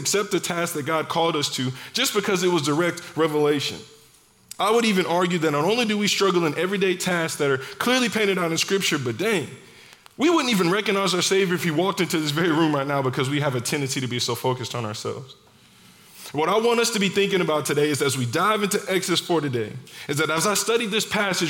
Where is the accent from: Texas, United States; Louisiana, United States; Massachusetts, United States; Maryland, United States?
Texas, United States; Dallas; moved away as an adult; also born or lived in Houston; I grew up in Dallas, went to college near Houston